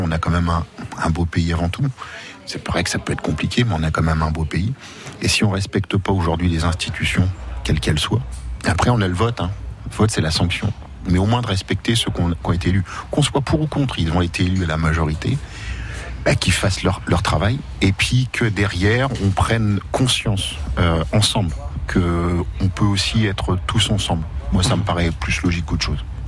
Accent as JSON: {"language": "French", "country": "France", "said": "on est des Français, on est fiers de l'être"}